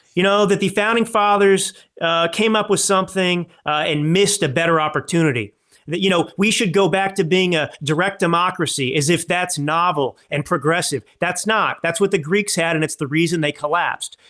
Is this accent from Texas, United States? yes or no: yes; Texas, United States; moved away as an adult; also born or lived in Dallas / Malibu, California / New York City / Milan, Italy; I grew up in Texas